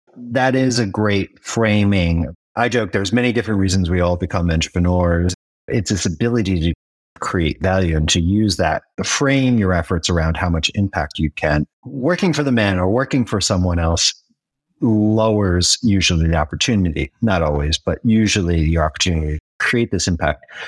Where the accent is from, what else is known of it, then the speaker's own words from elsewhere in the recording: United States; As an American raised on the whole American dream